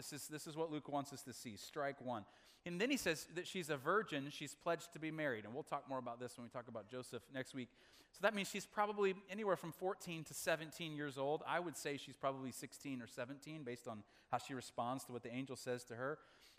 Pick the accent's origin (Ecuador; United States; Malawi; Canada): Malawi; Makwasa, Southern Region; born there; my parents were missionaries in Africa, and I was born in Makwasa, Malawi, in southern Africa.